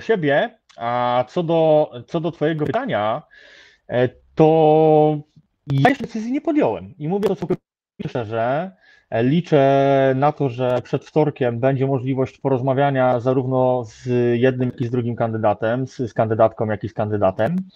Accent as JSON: {"language": "Polish", "region": "Lubusz Voivodeship", "country": "Poland", "said": "pochodzę z województwa lubuskiego"}